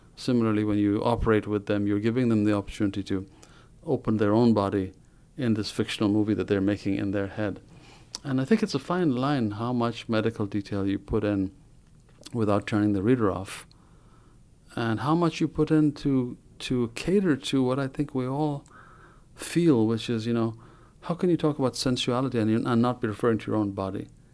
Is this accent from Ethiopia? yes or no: yes; Ethiopia; moved away as an adult; now in United States; I was born in Africa, in Ethiopia